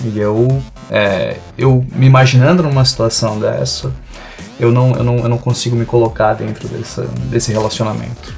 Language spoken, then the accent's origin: Portuguese; São Paulo, Brazil; moved away as an adult; now in Rio Grande do Sul, Brazil; sou de São Paulo, estou morando aqui no Rio Grande do Sul desde 2019.